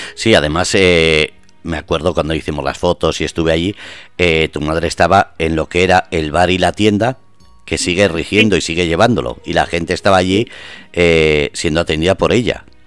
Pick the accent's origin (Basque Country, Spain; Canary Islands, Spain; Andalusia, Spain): Basque Country, Spain; moved away as an adult; now in Murcia, Spain; yo soy vasco, llevo seis años aquí